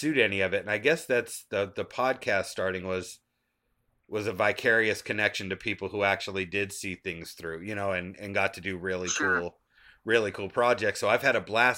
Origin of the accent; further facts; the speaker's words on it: Taunton, Massachusetts, United States; now in Georgia, United States; I'm in Georgia now, but I grew up in Massachusetts. And in Taunton, Massachusetts